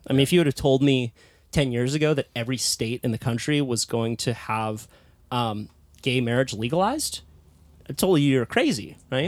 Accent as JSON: {"language": "English", "town": "Santa Cruz", "region": "California", "country": "United States", "tie": "born or raised there", "said": "I was also born into a hippie little surf town called Santa Cruz"}